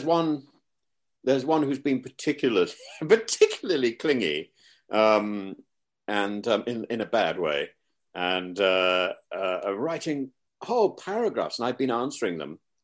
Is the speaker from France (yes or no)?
no; Derby, school near Leicester, East Midlands, United Kingdom; I was at school near Leicester, and so I was born in Derby